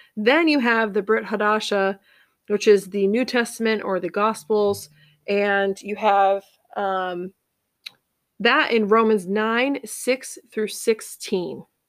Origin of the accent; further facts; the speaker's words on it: Cape Cod, Massachusetts, United States; I grew up on Cape Cod, Massachusetts.